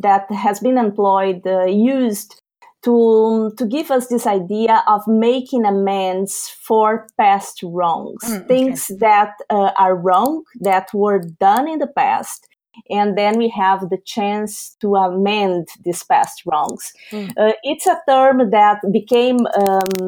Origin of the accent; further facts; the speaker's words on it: Brazil; moved away; I am a Brazilian of origin. I was born and raised in Brazil